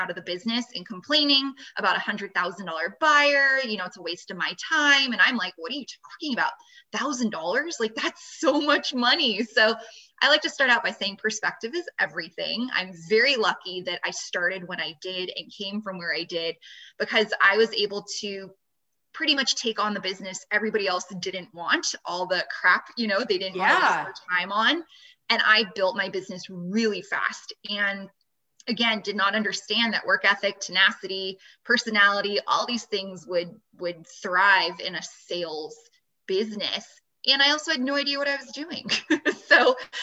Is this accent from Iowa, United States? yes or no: no; Los Angeles, California, United States; moved away as an adult; now in Las Vegas, United States; I'm from the Los Angeles area